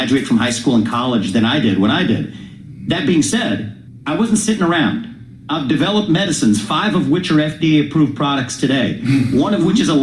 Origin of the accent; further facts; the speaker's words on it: Cincinnati, Ohio, United States; I was born in Cincinnati, Ohio.